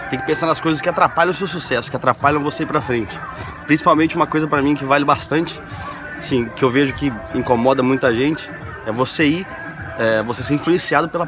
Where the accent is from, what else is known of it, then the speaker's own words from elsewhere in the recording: Presidente Prudente, São Paulo, Brazil; now in Argentina; sou de Prudente, mas moro lá.